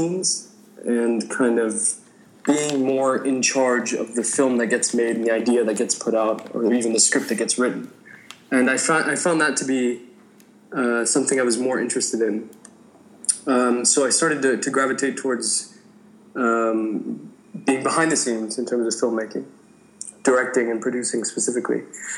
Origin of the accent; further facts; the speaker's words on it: San Francisco Bay Area, California, United States; moved away as an adult; also born or lived in Suwayda, Syria / Damascus, Syria / Los Angeles, United States; now in Jordan; I was born in Syria, raised in the U.S., in the San Francisco Bay Area.